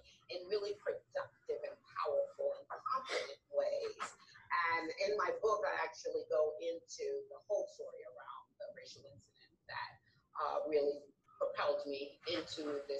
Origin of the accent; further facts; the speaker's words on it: New York City, New York, United States; I hail from the Bronx